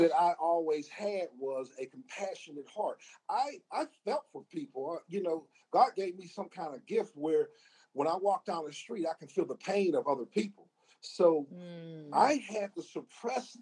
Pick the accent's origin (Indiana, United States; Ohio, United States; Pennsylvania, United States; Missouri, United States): Pennsylvania, United States; Pittsburgh; growing up in Pittsburgh